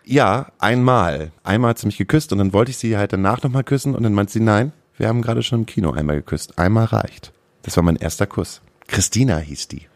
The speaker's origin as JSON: {"language": "German", "town": "Stade", "region": "Lower Saxony", "country": "Germany", "tie": "born or raised there", "said": "Ich komme nämlich aus Stade"}